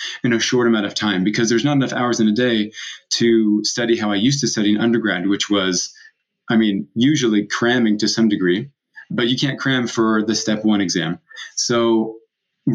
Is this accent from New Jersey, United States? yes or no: no; San Diego, California, United States; moved away as an adult; also born or lived in Provo, Utah / Mozambique; now in Utah, United States; I grew up in San Diego and surfed as much as I could throughout those years.